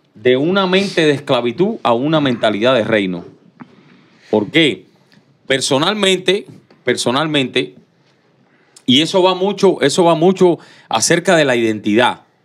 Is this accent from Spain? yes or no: no; Cuba; moved away as an adult; yo nací en Cuba, hasta los 17 años estuve en Cuba.